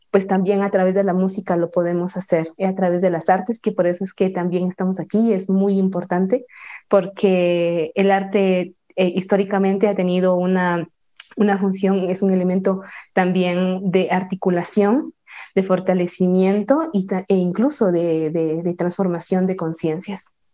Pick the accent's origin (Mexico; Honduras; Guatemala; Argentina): Guatemala; San Juan Comalapa, Chimaltenango; desde, desde mi pueblo, desde mi amado pueblo, San Juan Comalapa, Chimaltenango, aquí en Guatemala